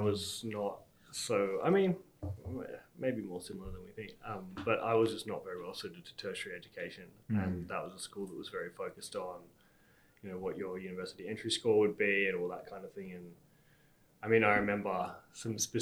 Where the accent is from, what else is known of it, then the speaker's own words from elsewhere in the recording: Canberra, Australian Capital Territory, Australia; I also grew up in Canberra. I was in a little village called Hall Village